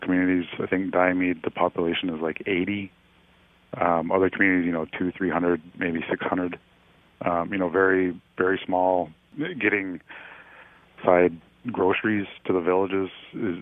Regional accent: Nome, Alaska, United States; I grew up here in Nome, spent most of my life here in Nome.

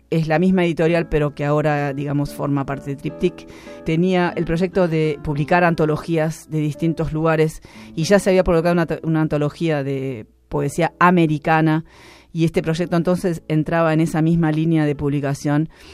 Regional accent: Buenos Aires, Argentina; Yo soy porteña

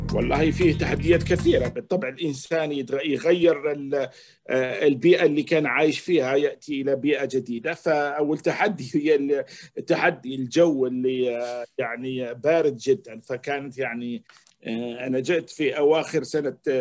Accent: Algeria; moved away as an adult; also born or lived in Quebec, Canada / Toronto, Canada; now in Canada; اصلي من الجزائر

